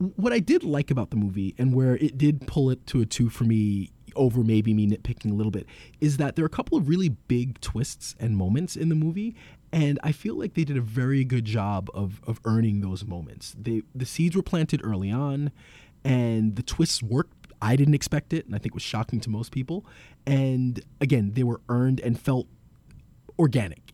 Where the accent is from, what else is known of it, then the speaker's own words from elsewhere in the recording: New York City, New York, United States; As someone who's born and raised in New York and who's lived in Brooklyn and Queens for most of my life